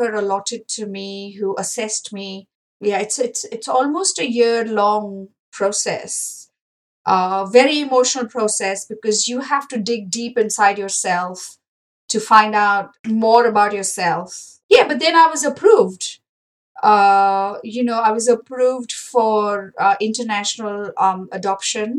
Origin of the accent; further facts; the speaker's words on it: India; moved away as an adult; now in New Zealand; growing up in India